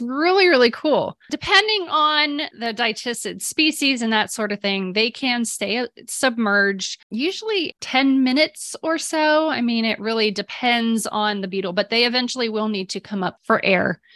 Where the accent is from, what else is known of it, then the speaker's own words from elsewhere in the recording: Ohio, United States; now in Texas, United States; I grew up in Ohio